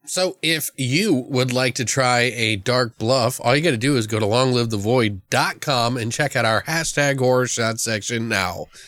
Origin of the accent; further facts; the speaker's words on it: Maryland, United States; I've lived in Maryland, I grew up in Maryland